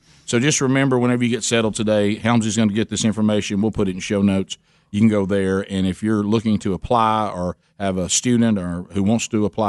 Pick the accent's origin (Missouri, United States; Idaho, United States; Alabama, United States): Alabama, United States; I'm from Alabama.